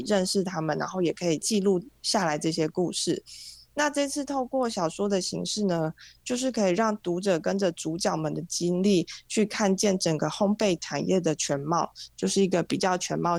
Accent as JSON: {"language": "Chinese", "region": "Taichung", "country": "Taiwan", "tie": "born or raised there", "said": "我是百分之百，就是一百 percent 的台中人，因为我从出生到现在，然后不管是求学或是工作阶段，我其实都没有离开过台中，就是有点 有点久了啦，就是一直都在台中"}